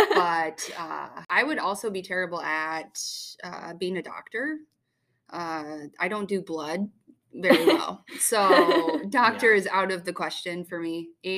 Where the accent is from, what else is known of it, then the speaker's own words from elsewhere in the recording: Cedar Rapids, Iowa, United States; I'm from Cedar Rapids, Iowa.